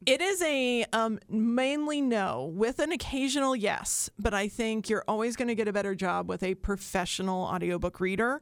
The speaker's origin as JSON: {"language": "English", "region": "Southern Ohio", "country": "United States", "tie": "born or raised there", "said": "I grew up in Southern Ohio, and I grew up with the Huntington Pops"}